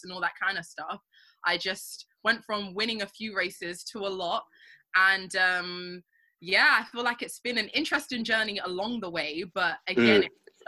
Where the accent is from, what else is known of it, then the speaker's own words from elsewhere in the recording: London, United Kingdom; I grew up in North London